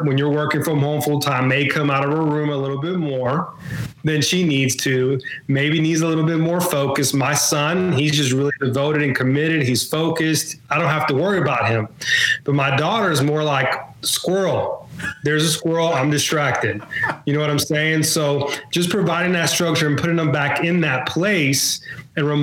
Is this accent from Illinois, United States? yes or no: no; Mobile, Alabama, United States; I'm from Mobile, Alabama